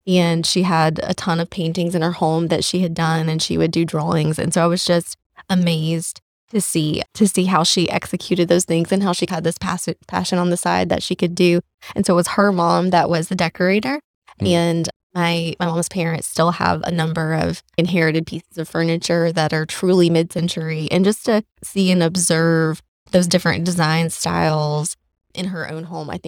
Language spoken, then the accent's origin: English; Shelby, North Carolina, United States; also born or lived in Raleigh, North Carolina; I grew up in Shelby, North Carolina.